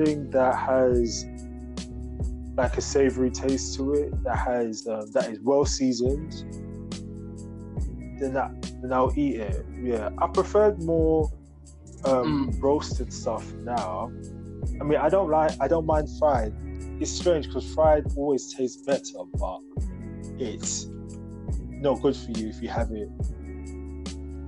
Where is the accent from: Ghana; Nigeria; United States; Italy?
Ghana; moved away; I'm originally from Ghana, West Africa.